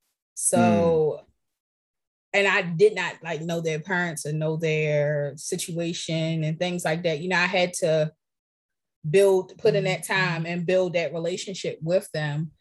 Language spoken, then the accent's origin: English; Baltimore, Maryland, United States; I'm from Baltimore. I'm a city girl